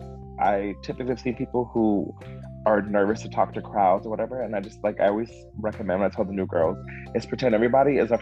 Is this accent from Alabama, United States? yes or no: no; Miami, Florida, United States; I'm from Miami